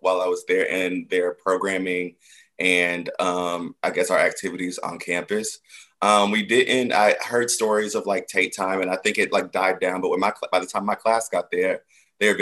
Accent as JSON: {"language": "English", "town": "Stockbridge", "region": "Georgia", "country": "United States", "said": "I am from Stockbridge, Georgia, just outside of Atlanta"}